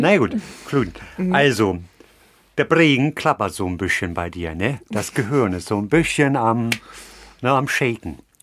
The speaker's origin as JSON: {"language": "German", "region": "Hamburg", "country": "Germany", "tie": "born or raised there", "said": "meine Heimatstadt Hamburg"}